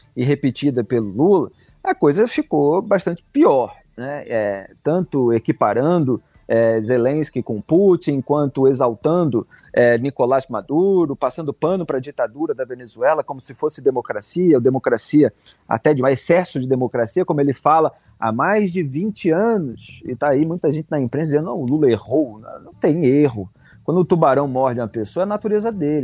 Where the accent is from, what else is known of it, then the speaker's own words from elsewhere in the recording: Rio de Janeiro, Brazil; eu, que sou do Rio de Janeiro